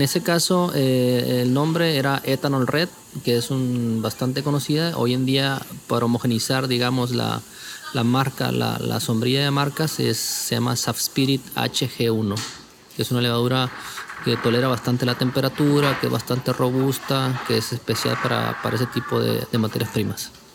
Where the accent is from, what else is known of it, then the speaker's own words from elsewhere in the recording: Culiacán, Sinaloa, Mexico; moved away; Yo soy del noroeste de México, eh, Culiacán, Sinaloa